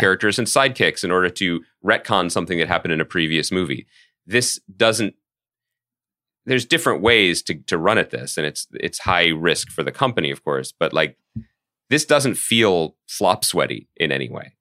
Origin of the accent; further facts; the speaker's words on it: Philadelphia, Pennsylvania, United States; moved away; also born or lived in New York; our hometown